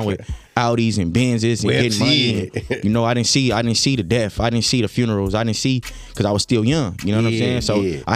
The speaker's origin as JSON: {"language": "English", "town": "Westmont", "region": "California", "country": "United States", "tie": "born or raised there", "said": "I grew up on 107th Vermont from Westmont, California"}